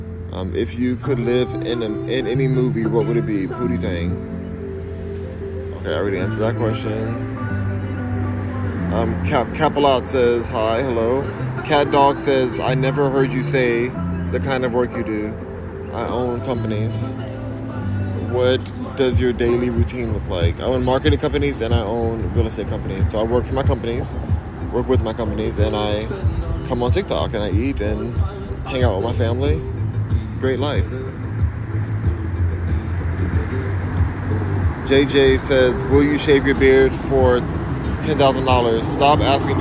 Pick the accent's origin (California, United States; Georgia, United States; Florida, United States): California, United States; Los Angeles; From Los Angeles